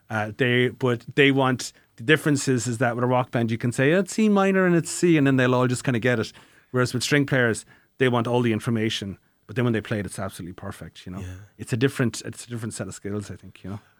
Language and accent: English; Tralee, Munster, Ireland; I'm from Tralee and Kerry